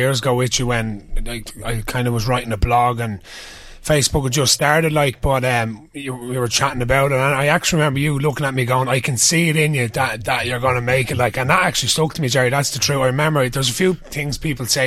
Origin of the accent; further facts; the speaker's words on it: Ashbourne, County Meath, Ireland; being in Ashburn, proud Ashburn man